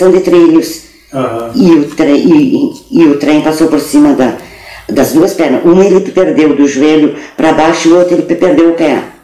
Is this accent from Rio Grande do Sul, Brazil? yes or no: yes; Pelotas, Rio Grande do Sul, Brazil; born there; No Areal eu nasci em casa.